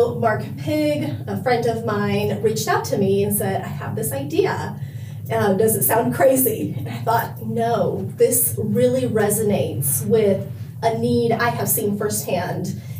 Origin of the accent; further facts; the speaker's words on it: Guatemala; also born or lived in Texas; now in United States; So I am originally from Guatemala. My father is Guatemalan and my mother is American, but I was born and raised there. And I moved to the United States in 2001.